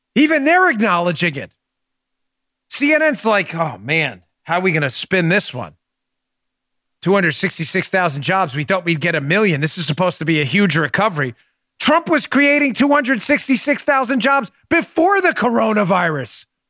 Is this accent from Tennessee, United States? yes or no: no; New York City, New York, United States; when I grew up in New York City